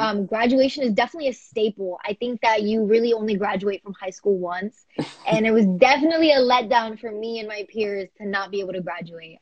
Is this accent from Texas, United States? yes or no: yes; Houston, Texas, United States; I am from Houston, Texas